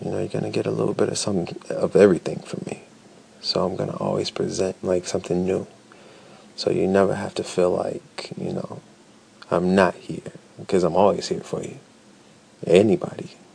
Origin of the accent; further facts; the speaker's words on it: Chicago, Illinois, United States; now in Detroit, United States; Originally, I'm from Chicago, but Chicago, Illinois, Chi Town, South Side.